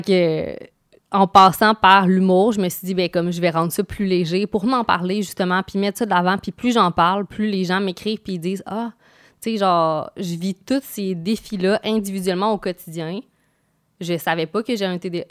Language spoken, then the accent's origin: French; Quebec, Canada; je viens de Québec